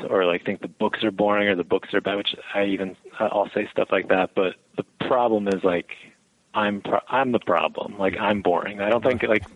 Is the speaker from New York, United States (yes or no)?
yes; Albany, New York, United States; also born or lived in Buffalo, New York; I'm from the upstate area. I mean, I've lived pretty much my whole life in Albany or around Albany and been 5 years out in Buffalo.